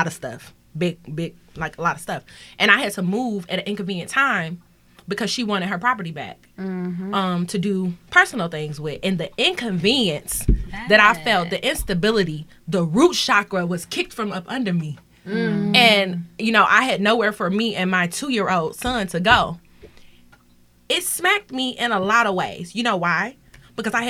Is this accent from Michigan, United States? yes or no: yes; Detroit, Michigan, United States; I grew up in Detroit.